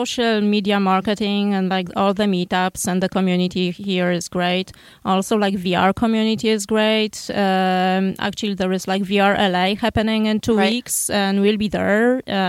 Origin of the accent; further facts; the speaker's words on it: Poland; moved away as an adult; now in Santa Monica, United States; We are from Poland.